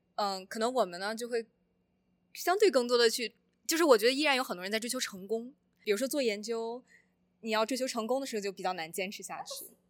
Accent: Shandong, China; moved away as an adult; now in United States; 我之前作为一个传统的山东人

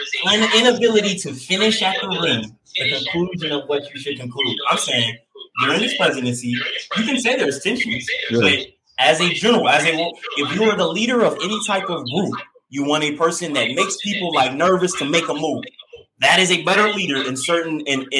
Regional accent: the South, United States; I'm just young, black, played sports, masculine, and I grew up in the South.

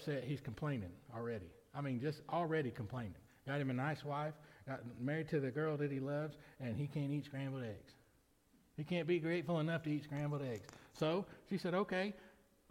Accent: Lamar County, Alabama, United States; I was born in Lamar County, Alabama.

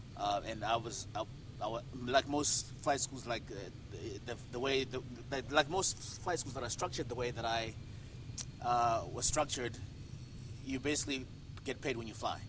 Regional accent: Harare, Zimbabwe; moved away as an adult; Harare, Harare, Zimbabwe, is where I grew up

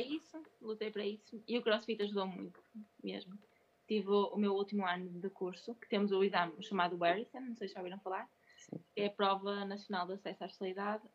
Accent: Braga, Portugal; Braga é a minha cidade, não é? Foi onde eu nasci, onde eu cresci, onde eu fiz o curso

